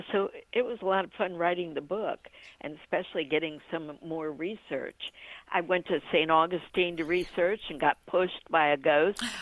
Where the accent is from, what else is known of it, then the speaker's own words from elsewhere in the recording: Washington, District of Columbia, United States; born there; also born or lived in Ohio / Orlando; now in DeLand, United States; I was born {S1} in Washington D.C. {S0} and okay. uh, {S1} lived in Ohio, and then from Ohio I came to Orlando. {S0} Okay. {S1} And now I'm in DeLand.